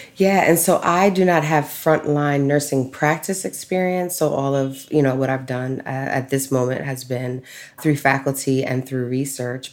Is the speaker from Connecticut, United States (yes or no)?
no; New York City, New York, United States; I grew up in Brooklyn, New York